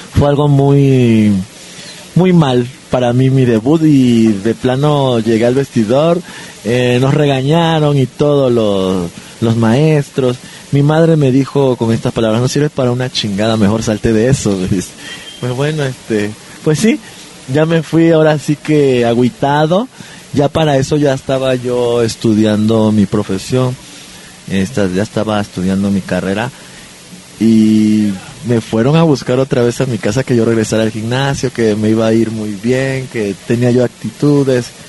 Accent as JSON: {"language": "Spanish", "town": "Villahermosa", "region": "Tabasco", "country": "Mexico", "tie": "born or raised there", "said": "yo soy originario de Villahermosa, Tabasco. Eh, nací el 9 de enero de 1976"}